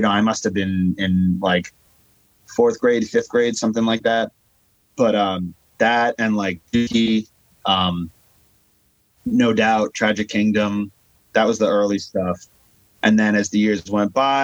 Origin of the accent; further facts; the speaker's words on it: Long Island, New York, United States; I'm from Long Island, New York.